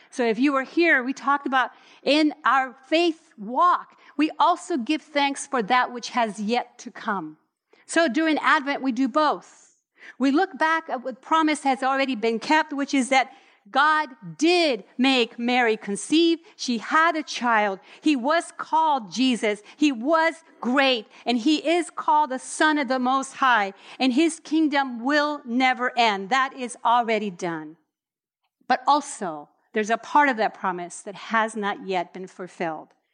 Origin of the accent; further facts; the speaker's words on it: Puerto Rico; I grew up in Puerto Rico, and our Christmas gathering was over a hundred people